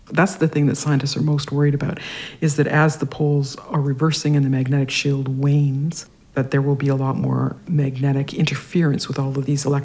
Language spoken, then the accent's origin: English; Regina, Saskatchewan, Canada; Saskatchewan, yeah. And uh, my mom was a painter.